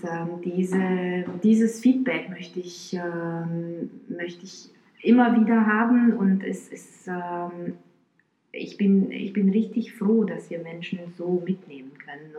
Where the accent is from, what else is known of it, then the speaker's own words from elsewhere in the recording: Bucharest, Romania; moved away; also born or lived in Florida, United States / New Jersey, United States / Rostock, Germany; Ich bin in Rumänien geboren und da auch aufgewachsen, in Bukarest